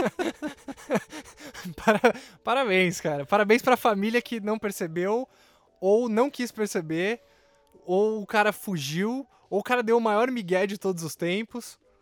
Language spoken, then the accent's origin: Portuguese; Brazil; eu me vejo enquanto brasileiro